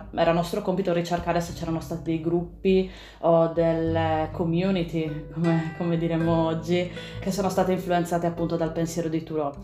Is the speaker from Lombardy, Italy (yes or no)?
no; Sardinia, Italy; moved away as an adult; also born or lived in Pisa / Germany; io intanto sono nata in Sardegna, penso che si senta nonostante gli anni fuori dal mio, dal mio accento